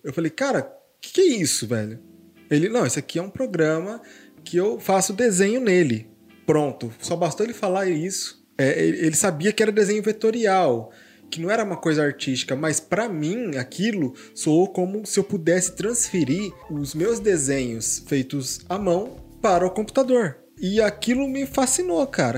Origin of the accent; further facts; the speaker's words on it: Hortolândia, São Paulo, Brazil; Eu moro aqui em Hortolândia desde os 5 anos de idade